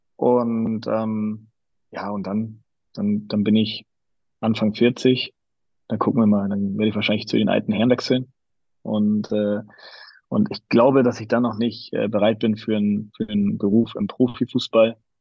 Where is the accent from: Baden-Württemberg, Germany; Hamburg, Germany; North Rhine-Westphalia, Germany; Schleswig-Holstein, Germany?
Hamburg, Germany; also born or lived in Graz, Austria (father's home); meine Frau und ich, wir sind beide Hamburger, wir haben beide unsere Familien hier